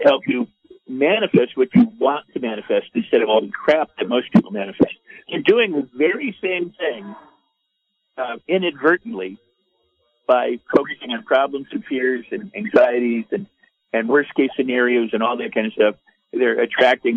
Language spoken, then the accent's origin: English; Los Angeles, California, United States; I'm from Hollywood